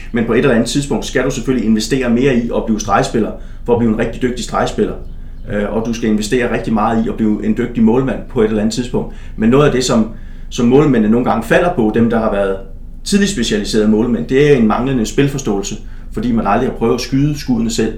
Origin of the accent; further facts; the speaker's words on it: Stevns, southeastern Zealand, Denmark; moved away; jeg kommer jo fra Stævns på det sydøstlige Sjælland, og øh, et lille område, øh, hvor at øh, ligesom min jævnaldrende, ligesom man gjorde dengang, så øh, stiftede jeg bekendtskab med en masse forskellige sportsgrene